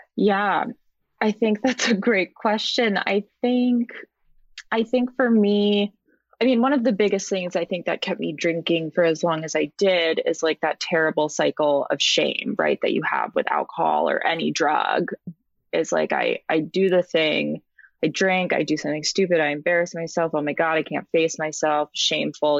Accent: Rhode Island, United States; now in San Francisco, United States; I'm originally from Rhode Island, the smallest state, but I currently live in the Bay Area um, in San Francisco

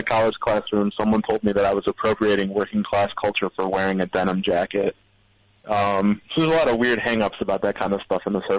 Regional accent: Midwest, United States; I'm from the Midwest, and I think that, like, Midwesterners love to smother everything in mashed potatoes and gravy.

